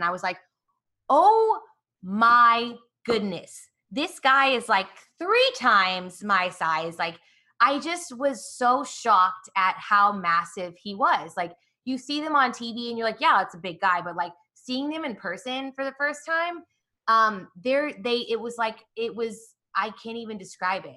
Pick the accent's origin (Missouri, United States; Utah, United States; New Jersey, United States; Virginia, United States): Missouri, United States; Kansas City; also born or lived in Atlanta; now in Dallas, United States; I was born in Atlanta and grew up in Kansas City